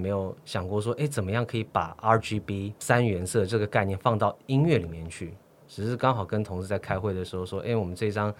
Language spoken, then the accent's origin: Chinese; Sydney, New South Wales, Australia; 因为我读的毕竟是男校，我在我在澳洲的雪梨长大。